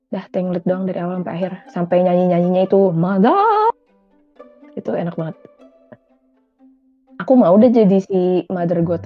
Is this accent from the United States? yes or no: no; India; Saya orang India juga teman-teman aku kalau mereka ngobrol sama satu sama lain ada sepotong-sepotong pakai bahasa Inggris